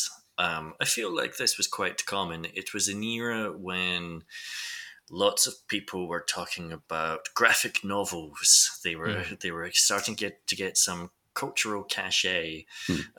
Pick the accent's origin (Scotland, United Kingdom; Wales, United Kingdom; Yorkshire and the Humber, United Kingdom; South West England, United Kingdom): Scotland, United Kingdom; Lanarkshire; I'm from Lanarkshire